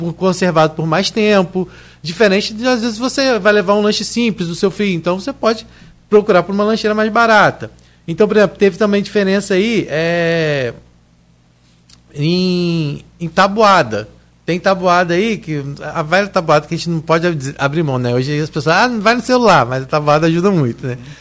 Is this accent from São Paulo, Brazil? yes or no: no; Grussaí, Rio de Janeiro, Brazil; Eu realmente sou de Gruçaí